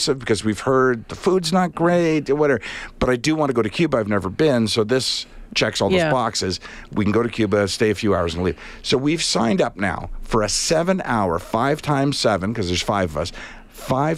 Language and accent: English; Canada; I'm Canadian, because we all possess Canadian passports